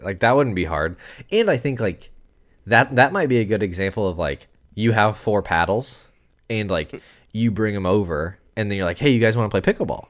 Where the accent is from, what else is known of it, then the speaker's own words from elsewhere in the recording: United States; I'm American